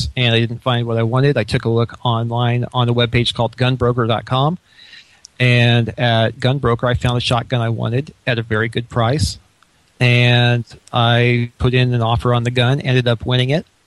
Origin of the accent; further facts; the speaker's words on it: Illinois, United States; moved away; I was born and raised in Illinois